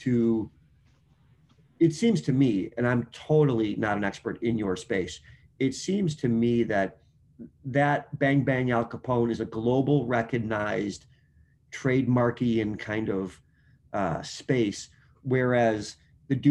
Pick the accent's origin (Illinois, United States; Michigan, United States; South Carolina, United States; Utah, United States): Illinois, United States; Chicago; I'm from Chicago.